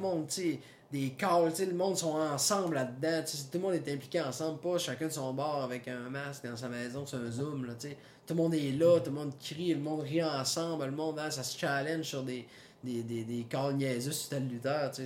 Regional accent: Saguenay, Quebec, Canada; je viens du Saguenay

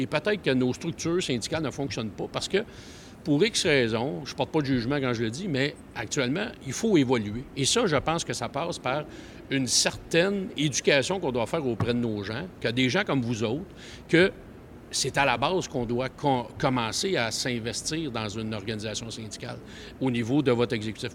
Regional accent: Montreal, Quebec, Canada; je suis un petit gars de Montréal.

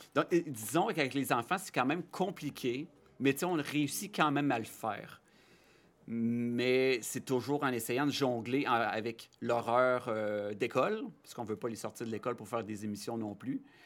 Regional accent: Rouyn-Noranda, Quebec, Canada; also born or lived in Chicoutimi; Je viens de Rouen-Noranda

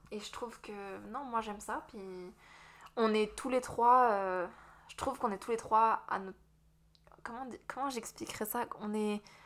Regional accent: Strasbourg, Grand Est, France; moved away as an adult; also born or lived in Vosges; now in Moncton, Canada; je suis française de France. Je suis de Strasbourg à l'origine.

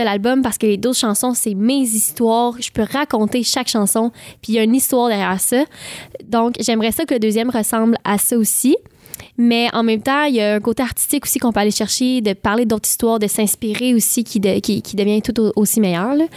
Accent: Saint-Ignace-de-Loyola, Quebec, Canada; Je viens de Saint-Ignace de Loyola. C'est une île près de Berthierville et euh, en face de Sorel-Tracy

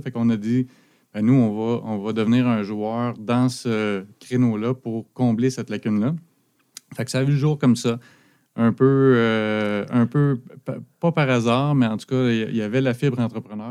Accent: Abitibi, Quebec, Canada; moved away as an adult; now in Sherbrooke, Canada; j'habite à Sherbrooke depuis l'université. je suis originaire de l'Abitibi.

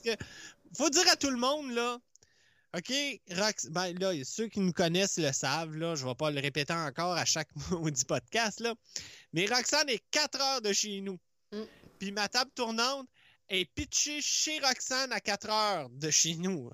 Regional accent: Laurentides, Quebec, Canada; accent: Laurentides; j'ai juste un accent de, je dis pas de où, là, mais des Laurentides

